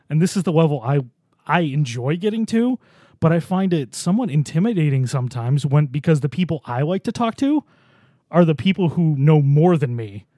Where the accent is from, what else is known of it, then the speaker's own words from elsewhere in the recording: Boston, New York, United States; I grew up in Buffalo